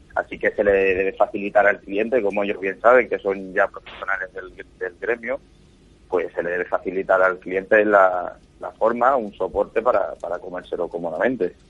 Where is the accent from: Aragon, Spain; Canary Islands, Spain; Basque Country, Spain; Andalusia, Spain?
Andalusia, Spain; Cádiz; now in Madrid, Spain; yo soy de Cádiz